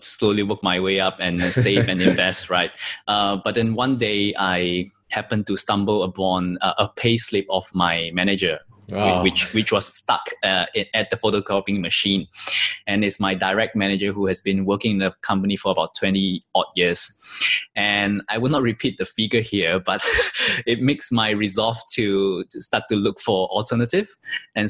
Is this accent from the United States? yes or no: no; Malaysia; moved away; also born or lived in Singapore; my home country in Malaysia